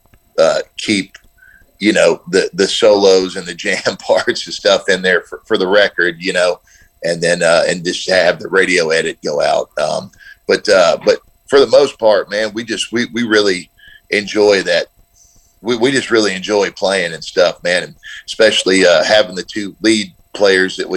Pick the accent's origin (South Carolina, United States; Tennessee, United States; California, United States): Tennessee, United States; Nashville; I grew up here in Nashville